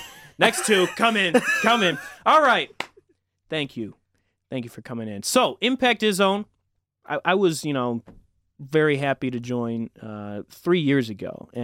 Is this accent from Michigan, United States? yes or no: yes; Livonia, Michigan, United States; I'm a sophomore from Livonia, Michigan, and I'm very excited to join you.